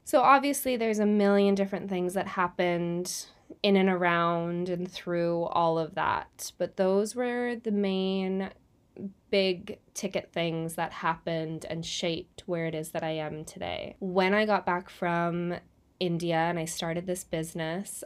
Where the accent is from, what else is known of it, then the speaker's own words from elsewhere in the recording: Canada; now in New Zealand; I'm originally from Canada. I'm living in New Zealand now